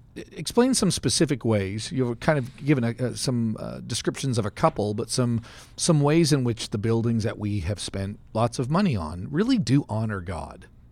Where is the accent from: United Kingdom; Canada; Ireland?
Canada; now in Stillwater, United States; I grew up in Canada